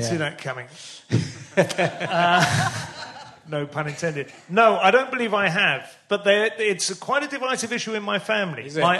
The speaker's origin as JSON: {"language": "English", "town": "St Albans", "region": "East of England", "country": "United Kingdom", "tie": "born or raised there", "also_born_or_lived": "Luton", "said": "I mean, I never lived there. I was born there because that was a local hospital. Oh, but, no, I grew up in St Albans"}